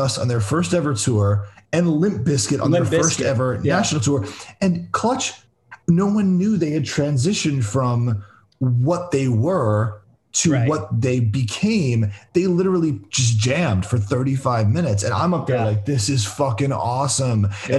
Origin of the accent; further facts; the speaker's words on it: South Florida, United States; Like I remember growing up in South Florida